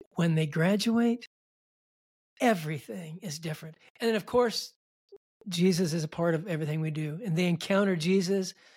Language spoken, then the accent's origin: English; Milwaukie, Oregon, United States; I grew up in Milwaukee, Oregon, just outside of Portland.